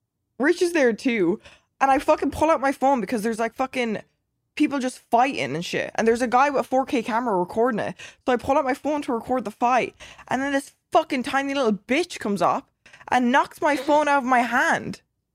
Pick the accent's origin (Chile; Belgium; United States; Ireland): Ireland; I'm Irish.